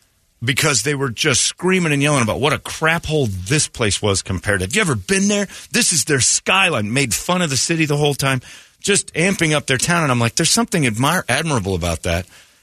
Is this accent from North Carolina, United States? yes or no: no; Philadelphia, Pennsylvania, United States; where are you guys from? Philly.